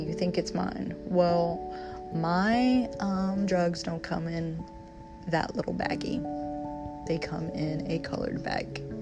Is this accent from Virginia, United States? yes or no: yes; Virginia, United States; moved away; my home state, which is Virginia